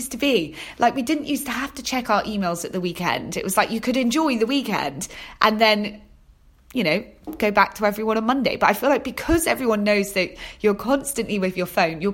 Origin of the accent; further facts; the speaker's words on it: Torquay, South West England, United Kingdom; moved away as an adult; now in London, United Kingdom; I was born and raised in Devon, Torquay in Devon.